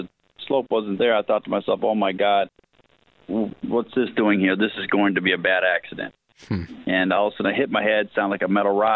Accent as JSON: {"language": "English", "town": "Los Angeles", "region": "California", "country": "United States", "tie": "born or raised there", "also_born_or_lived": "Hollywood / Malibu / Newport Beach", "said": "I was born in Hollywood, and raised in the San Fernando Valley"}